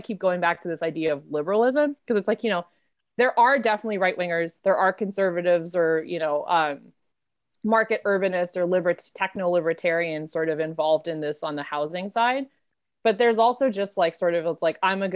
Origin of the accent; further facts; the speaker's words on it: Pittsburgh, Pennsylvania, United States; I grew up in Pittsburgh, Pennsylvania